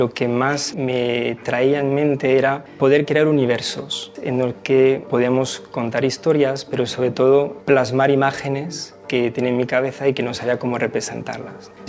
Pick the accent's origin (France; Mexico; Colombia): France; now in Spain